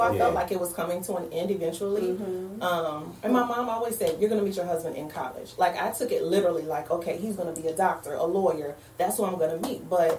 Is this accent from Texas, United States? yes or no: yes; Houston, Texas, United States; now in Richmond, United States